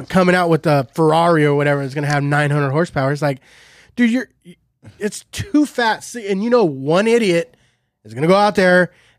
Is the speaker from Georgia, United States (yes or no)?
no; Shafter, California, United States; I'm from Shafter, brother.